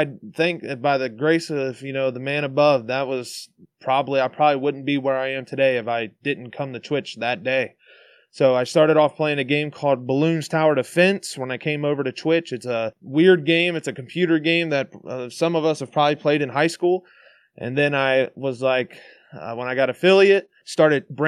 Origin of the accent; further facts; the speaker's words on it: Cincinnati, Ohio, United States; I'm from Cincinnati, Ohio